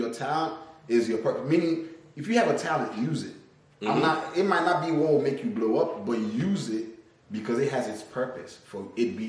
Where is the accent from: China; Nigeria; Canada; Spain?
Nigeria; also born or lived in Tennessee; now in California, United States; I'm from Nigeria